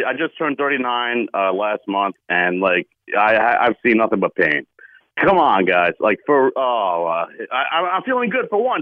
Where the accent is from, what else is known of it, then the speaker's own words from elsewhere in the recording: New York, United States; now in North Carolina, United States; Down here in North Carolina, I'm a transplant from New York